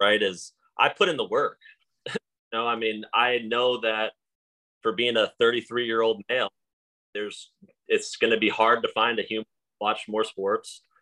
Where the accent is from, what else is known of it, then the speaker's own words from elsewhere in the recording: Texas, United States; moved away as an adult; also born or lived in Stony Brook, New York; now in Florida, United States; I came to Stony Brook from Texas